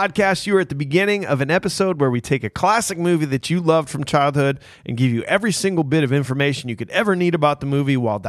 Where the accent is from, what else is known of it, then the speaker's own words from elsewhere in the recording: Iowa, United States; Fellow Iowans